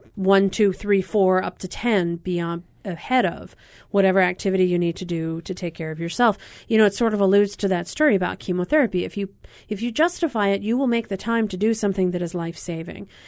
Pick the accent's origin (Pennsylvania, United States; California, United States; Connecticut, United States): Pennsylvania, United States; moved away; my home state of Pennsylvania